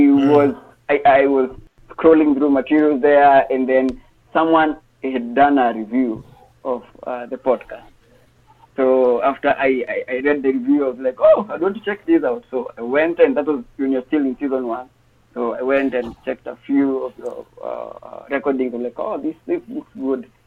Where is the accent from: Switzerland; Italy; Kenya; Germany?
Kenya; Born and raised in Africa, Kenya